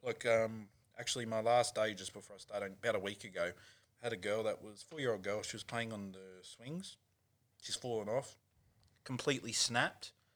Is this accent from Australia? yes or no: yes; Newcastle, New South Wales, Australia; now in Sydney, Australia; back in Newcastle